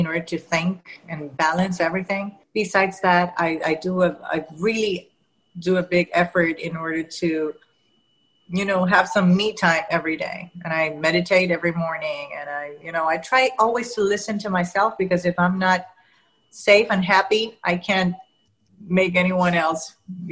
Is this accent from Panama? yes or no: yes; Panama; first language Spanish; English is a second language; I was born and raised in Panama